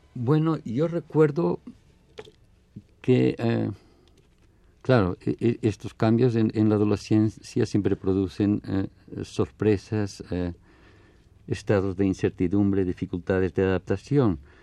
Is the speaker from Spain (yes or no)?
yes; Barcelona, Catalonia, Spain; now in Mexico; yo nací en Barcelona. Mi infancia transcurre hasta la guerra civil